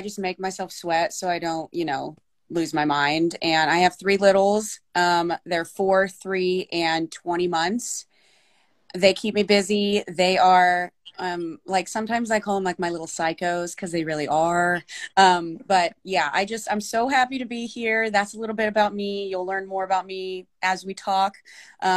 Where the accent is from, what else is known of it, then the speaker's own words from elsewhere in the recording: Northeast Kansas, United States; moved away as an adult; now in Southwest Kansas, United States; I grew up in Northeast Kansas, and I now live in Southwest Kansas.